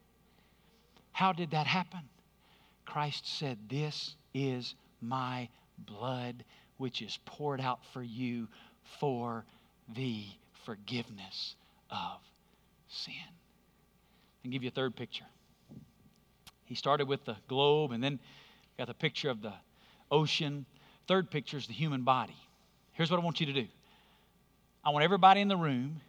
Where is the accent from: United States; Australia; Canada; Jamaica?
United States; Alabama; moved away; When I was growing up in Alabama